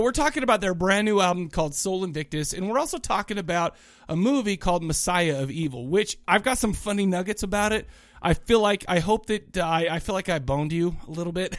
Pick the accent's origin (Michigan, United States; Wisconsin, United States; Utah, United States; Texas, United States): Utah, United States; Kaysville; also born or lived in Farmington, Utah; I grew up in Farmington and Kaysville.